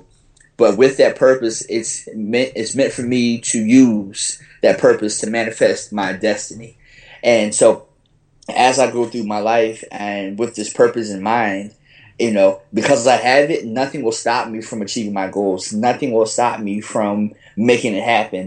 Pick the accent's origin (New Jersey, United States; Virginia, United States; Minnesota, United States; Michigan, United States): Virginia, United States; Fredericksburg; moved away as an adult; also born or lived in Greensboro, North Carolina / New Orleans, Louisiana; now in New York City, United States; I'm from Fredericksburg, Virginia. It's a small town, about an hour south of D.C. And, you know, I lived there my whole life until I went to North Carolina A&T